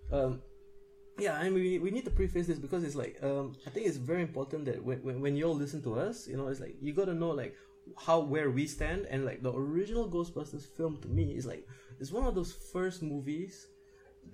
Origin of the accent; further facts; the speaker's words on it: Singapore; I'm Singaporean. We have national service